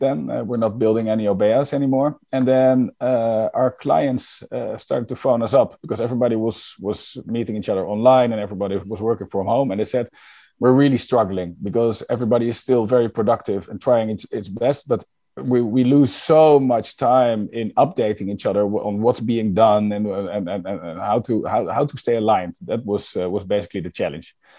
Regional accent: Netherlands; I'm from the Netherlands

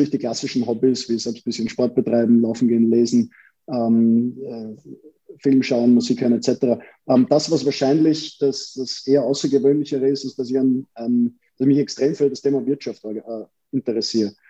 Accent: Vienna, Austria; Wir Wiener empfinden das ja nicht als Wiener Schmäh, sondern für uns ist das einfach, wir sind halt so, wie wir sind.

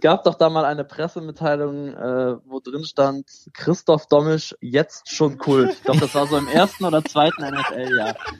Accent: Düsseldorf, North Rhine-Westphalia, Germany; als gebürtiger Düsseldorfer

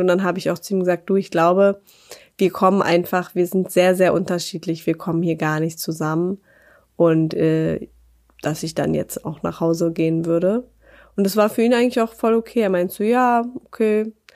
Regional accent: Berlin, Germany; moved away; in meine Heimat nach Berlin

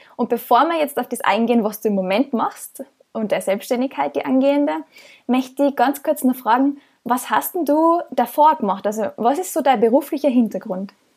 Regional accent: Austria; moved away as an adult; ich komme ursprünglich aus Österreich

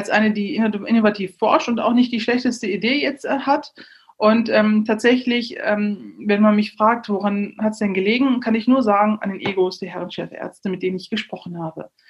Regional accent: Neuss, North Rhine-Westphalia, Germany; ich bin in Neuss geboren, in Neuss zur Schule gegangen

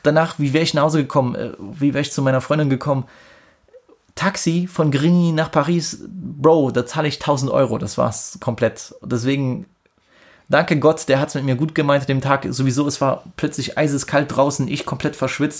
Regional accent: Germany; ich bin Deutscher

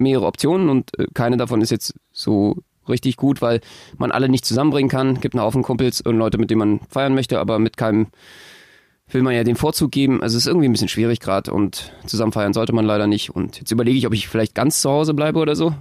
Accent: Berlin, Germany; als Berliner

